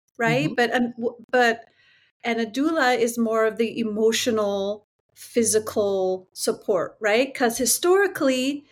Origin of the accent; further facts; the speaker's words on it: San Jose, California, United States; I am a California native. So born and raised in San Jose, California.